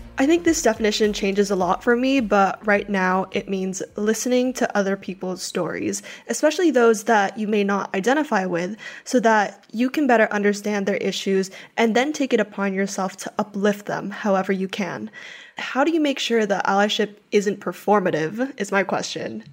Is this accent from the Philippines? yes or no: yes; Philippines; I grew up in the Philippines my whole life